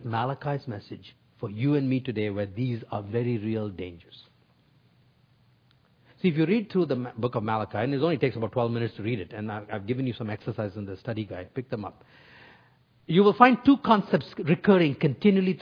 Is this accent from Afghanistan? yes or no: no; North India, India; I grew up in North India